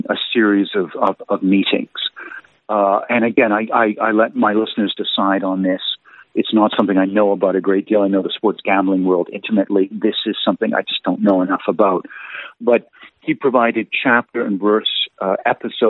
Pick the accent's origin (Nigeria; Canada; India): Canada; as a Canadian